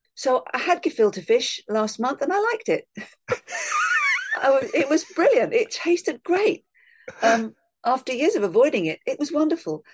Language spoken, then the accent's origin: English; London, United Kingdom; Part of me wants to say, "Well, London